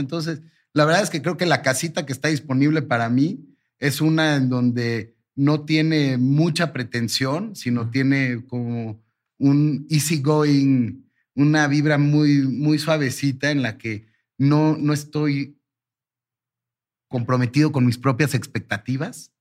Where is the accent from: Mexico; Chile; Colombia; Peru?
Mexico; mi mamá nació en Turquía, mm. eh, yo soy primera generación mexicano para, para fines prácticos